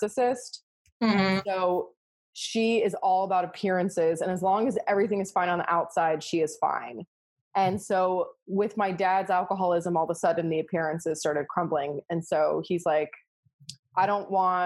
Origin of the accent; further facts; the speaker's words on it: Florida, United States; also born or lived in Oklahoma; I grew up in Florida